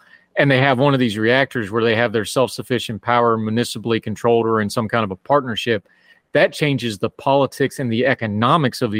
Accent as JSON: {"language": "English", "region": "central West Virginia", "country": "United States", "tie": "born or raised there", "said": "my hometown has a hydroelectric plant, but that's because it has a Corps of Engineer-controlled lake"}